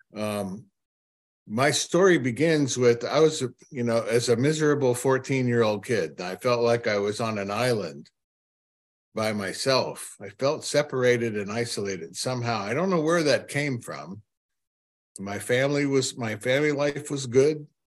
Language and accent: English; Cleveland, Ohio, United States; I'm from Cleveland, Ohio